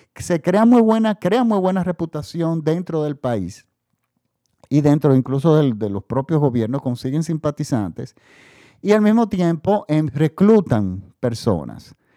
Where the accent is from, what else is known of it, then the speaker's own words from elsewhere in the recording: Dominican Republic; aquí en mi país también, en República Dominicana